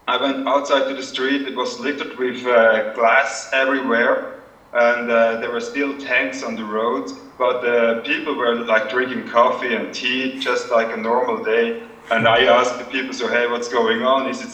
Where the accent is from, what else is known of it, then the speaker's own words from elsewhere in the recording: Switzerland; my neighborhood in Switzerland, up in Zellerland.